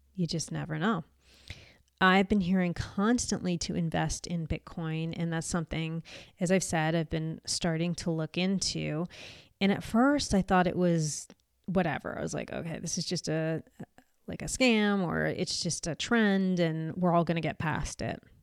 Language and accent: English; United States; moved away; I'm American